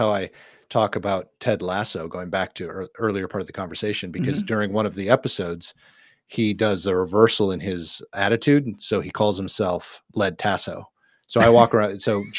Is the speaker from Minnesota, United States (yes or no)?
yes; Minnesota, United States; I'm not afraid to say I'm from Minnesota. I'm very proud to be a Minnesotan.